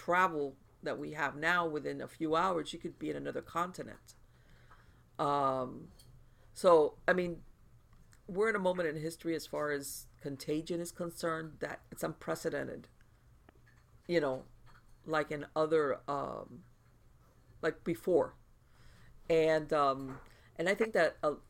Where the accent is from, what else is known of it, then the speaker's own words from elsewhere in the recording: United States; also born or lived in South Florida; I'm going to speak as an American